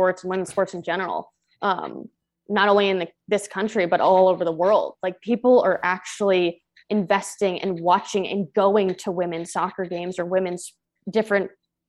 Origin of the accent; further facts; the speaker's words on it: Maryland, United States; moved away as an adult; also born or lived in Portland; now in Los Angeles, United States; I'm originally from the East Coast, from Maryland